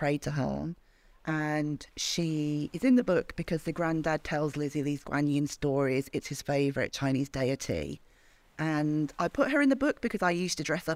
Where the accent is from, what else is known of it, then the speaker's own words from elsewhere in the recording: Birmingham, West Midlands, United Kingdom; I am from Birmingham